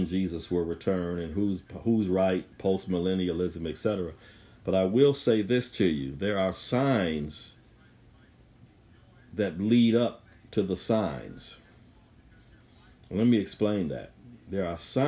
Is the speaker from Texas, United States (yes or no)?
no; Buffalo, New York, United States; I'm from Buffalo